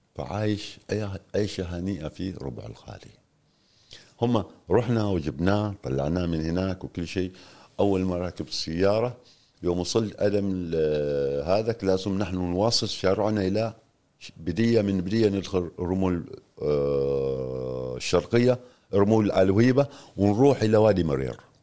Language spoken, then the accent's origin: Arabic; Oman; also born or lived in Tanzania; ونحن شباب عمانيين